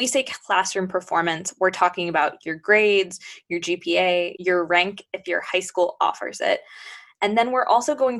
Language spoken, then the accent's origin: English; Buffalo, New York, United States; moved away; I'm originally from Buffalo, New York